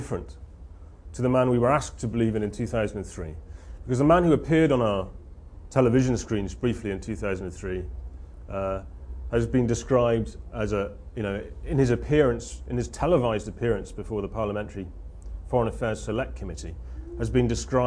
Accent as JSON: {"language": "English", "region": "South Wales", "country": "United Kingdom", "said": "I'm from South Wales"}